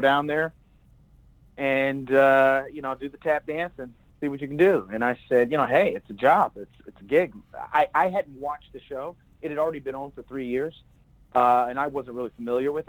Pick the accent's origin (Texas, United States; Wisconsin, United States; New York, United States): Texas, United States; Plano; now in Los Angeles, United States; I grew up in a town called Plano, Texas, just outside of Dallas